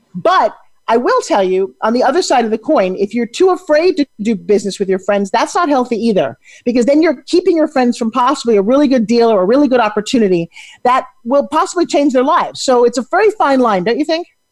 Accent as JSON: {"language": "English", "town": "New York City", "region": "New York", "country": "United States", "tie": "born or raised there", "moved": "yes", "lives_now": "Florida, United States", "said": "I grew up in New York City"}